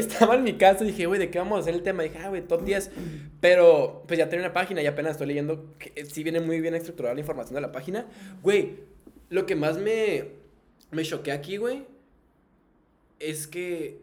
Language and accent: Spanish; Tijuana, Baja California, Mexico; soy de aquí de Tijuana. pues aquí crecí toda mi vida, güey. Soy norteño de Tijuana